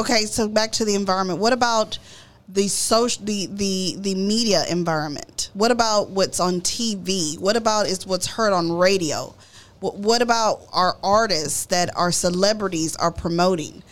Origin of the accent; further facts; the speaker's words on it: Dallas, Texas, United States; I grew up in Oak Cliff, Texas